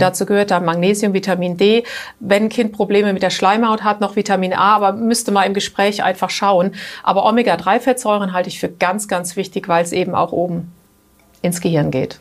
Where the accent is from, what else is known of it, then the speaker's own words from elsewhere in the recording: Germany; now in Switzerland; bei uns in Deutschland